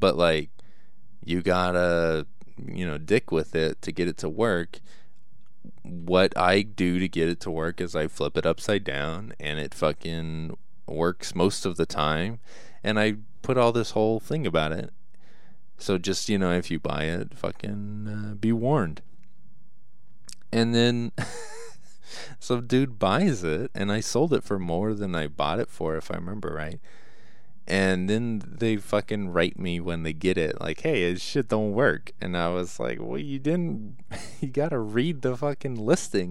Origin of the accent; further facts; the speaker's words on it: United States; I'm American